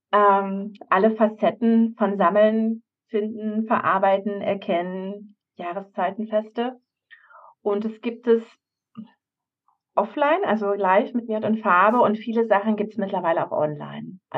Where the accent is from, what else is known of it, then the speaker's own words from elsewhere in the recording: Havelberg, Saxony-Anhalt, Germany; Also zum Beispiel jetzt am, am Freitag fahre ich in meine Heimat Havelberg